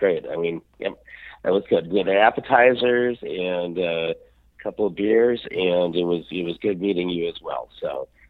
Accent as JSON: {"language": "English", "town": "Salt Lake City", "region": "Utah", "country": "United States", "tie": "born or raised there", "also_born_or_lived": "Detroit, Michigan", "moved": "as an adult", "lives_now": "California, United States", "said": "I grew up in Salt Lake and, I went to elementary school and junior high and went to University of Utah in Salt Lake City. So that's where I'm from."}